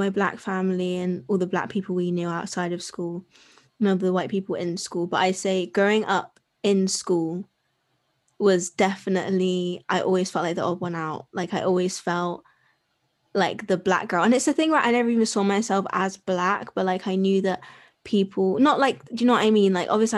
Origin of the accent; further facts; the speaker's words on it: Bristol, South West England, United Kingdom; I'm from Bristol.